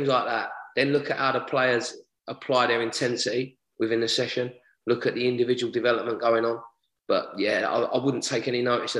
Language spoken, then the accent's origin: English; London, United Kingdom; I grew up in Lewisham Borough.